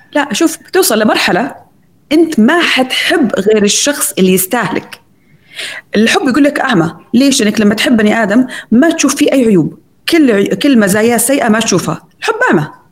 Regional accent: Saudi Arabia

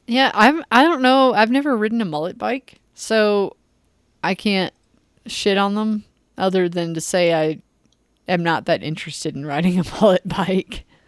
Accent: United States; I'm American

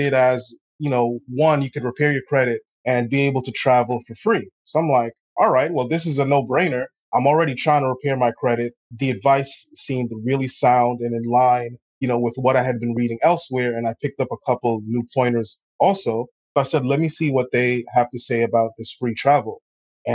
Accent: New York City, New York, United States; also born or lived in Springfield, Massachusetts; I grew up in Queens. I lived in Queens for pretty much most of my life

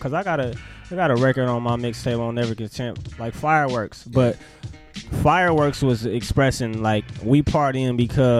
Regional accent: Los Angeles, California, United States; I'm from Los Angeles.

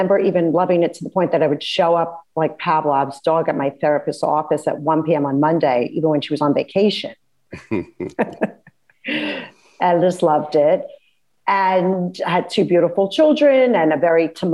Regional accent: New York City, New York, United States; I grew up in Bay Ridge, Brooklyn

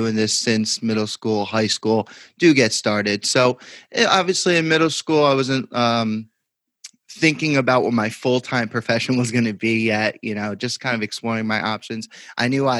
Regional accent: Belleville, New Jersey, United States; I grew up in Belleville, New Jersey

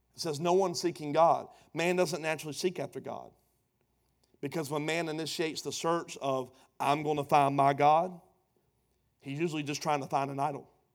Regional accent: Pooler, Georgia, United States; also born or lived in Savannah, Georgia / Charleston, South Carolina; pastoring a church in my hometown

